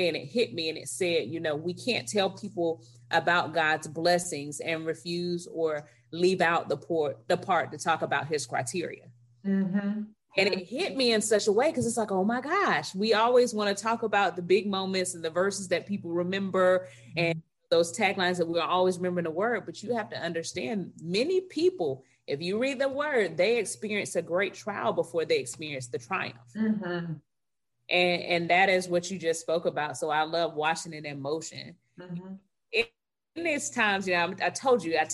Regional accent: Tallahassee, Florida, United States; also born or lived in Salisbury, North Carolina; I grew up in Tallahassee, so by FAMU

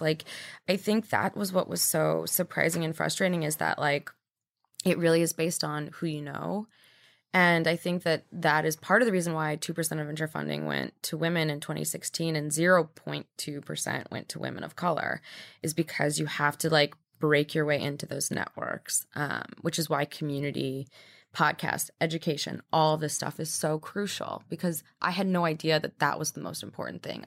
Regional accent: Midwest, United States; now in New York, United States; I grew up in the Midwest

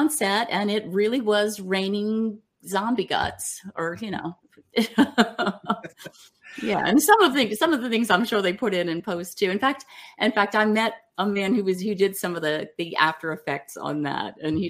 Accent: New Orleans, Louisiana, United States; Well, I definitely grew up in a Christian family. I am from New Orleans, and New Orleans is a very big Catholic city, and I've got a very large Catholic family.

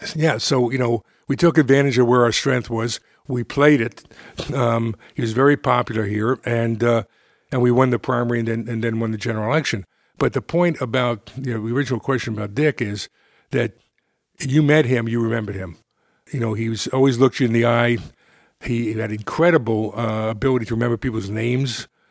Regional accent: New York City, New York, United States; moved away; also born or lived in Ohio; I grew up in, in, in the Bronx.

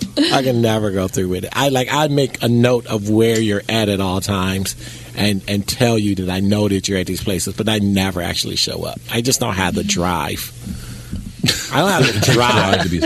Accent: Chicago, Illinois, United States; I'm from Chicago.

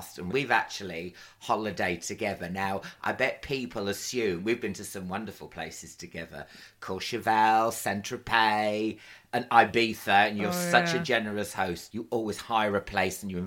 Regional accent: England, United Kingdom; we're English

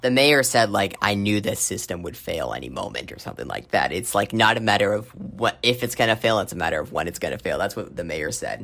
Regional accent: Arizona, United States; my home state of Arizona

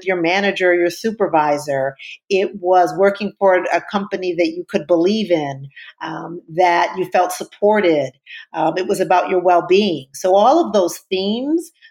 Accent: Wisconsin, United States; moved away as an adult; now in New York, United States; I grew up in Wisconsin, went to law school, undergrad law school in Wisconsin

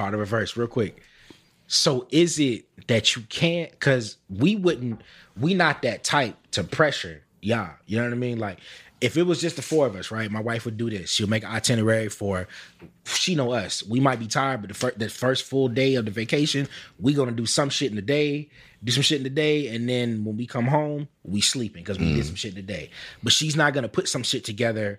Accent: Forest Park, Georgia, United States; I'm from Southside Forest Park.

